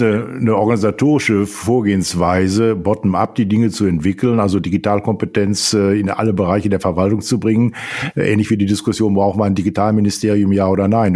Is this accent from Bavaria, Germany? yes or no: no; Sauerland, North Rhine-Westphalia, Germany; Ich bin aufgewachsen in einer Stadt im Sauerland